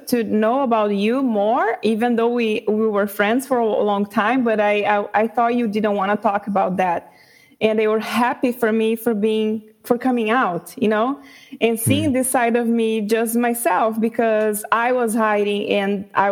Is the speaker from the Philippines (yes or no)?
no; Brazil; first language Portuguese; English is a second language; I was born in Brazil and raised